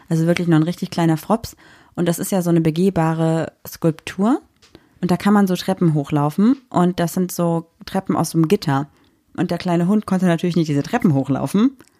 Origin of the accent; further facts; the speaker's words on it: Düsseldorf, North Rhine-Westphalia, Germany; ich bin 26 Jahre alt und ich komme aus Düsseldorf.